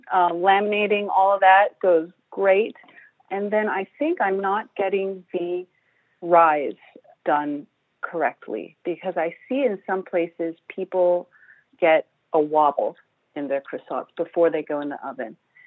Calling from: Mount Desert, Maine, United States; From Mount Desert, Maine.

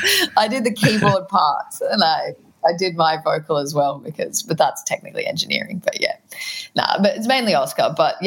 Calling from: Brunswick, Victoria, Australia; I'm at home in Brunswick, Victoria.

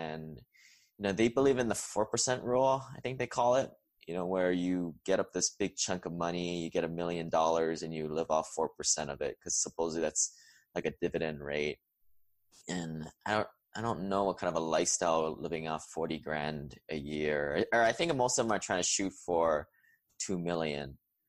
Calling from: Huntsville, Alabama, United States; And I am recording from Huntsville, Alabama today.

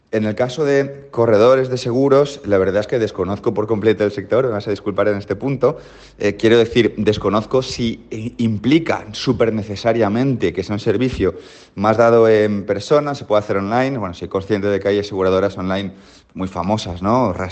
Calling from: Mallorca, Balearic Islands, Spain; Hola, hola … de Mallorca

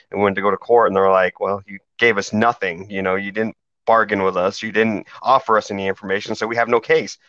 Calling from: West Odessa, Texas, United States; We're calling in from the man camp here in lovely West Odessa, Texas.

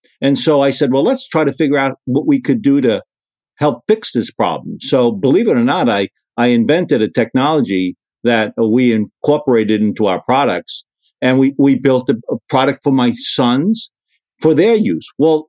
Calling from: Sarasota, Florida, United States; We're in the Sarasota, Florida area.

